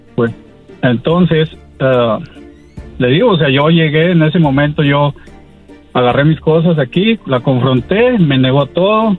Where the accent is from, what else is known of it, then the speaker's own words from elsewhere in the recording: Mexico; also born or lived in Washington, United States; soy mexicano voy y vengo año tras año de a mi pueblo, aquí a, a Washington